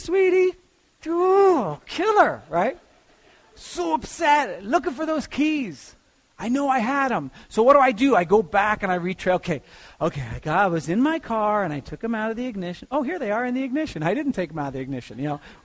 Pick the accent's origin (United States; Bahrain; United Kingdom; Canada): United States; also born or lived in Lakewood; I'm an American